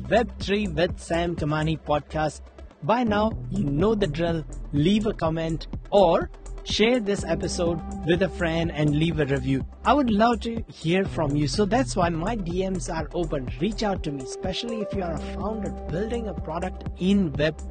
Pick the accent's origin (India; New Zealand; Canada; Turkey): New Zealand; I'm from New Zealand